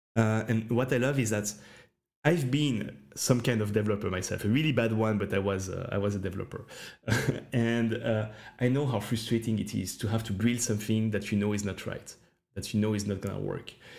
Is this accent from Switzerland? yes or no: yes; Switzerland; I'm from Switzerland